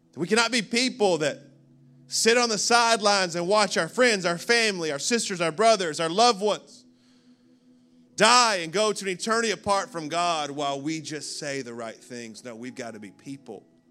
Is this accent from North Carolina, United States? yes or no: no; Birmingham, Alabama, United States; now in Orlando, United States; I was born in Birmingham, Alabama, nineteen eighty-four.